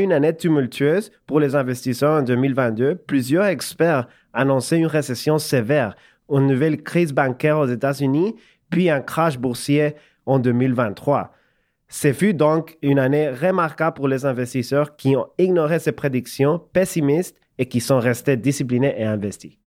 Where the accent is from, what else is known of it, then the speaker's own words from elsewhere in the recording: El Salvador; French is a second language; moved away as an adult; also born or lived in Montreal, Canada; now in Canada; j'ai grandi au Salvador, dans l'Amérique centrale, comme tu sais. Je déménageais au Canada quand j'avais 19 ans.